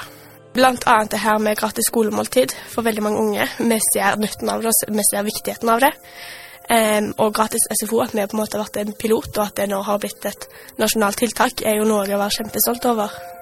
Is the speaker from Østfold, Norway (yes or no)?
no; Stavanger, Rogaland, Norway; jeg har bodd i Stavanger hele livet mitt. vokst opp i Bekkfaret og bor nå på Hinna